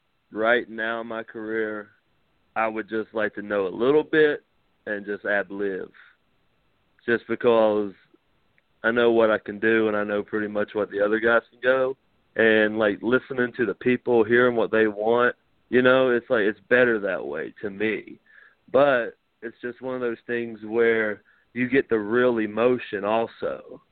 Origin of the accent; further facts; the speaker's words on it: Deep South, United States; because I came from Deep South.